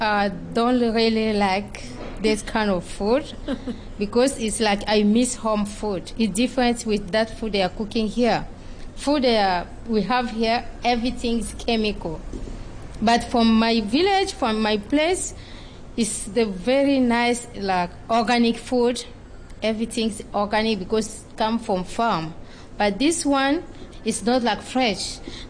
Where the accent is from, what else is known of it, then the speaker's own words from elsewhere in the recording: DR Congo; because I'm from Congo and I'm Tetela.